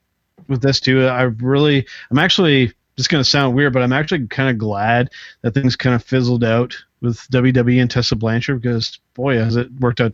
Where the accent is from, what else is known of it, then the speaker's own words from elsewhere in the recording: Canada; as a Canadian wrestling fan